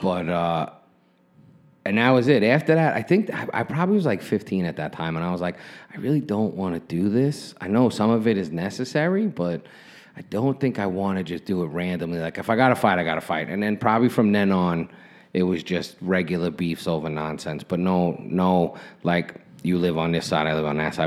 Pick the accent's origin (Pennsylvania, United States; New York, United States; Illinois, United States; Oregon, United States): New York, United States; New York City; where I grew up in Brooklyn. It was Flatbush